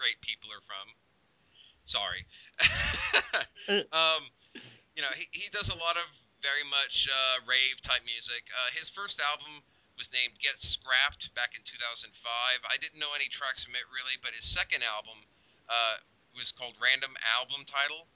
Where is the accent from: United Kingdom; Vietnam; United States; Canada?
United States; Oklahoma; we're from Oklahoma.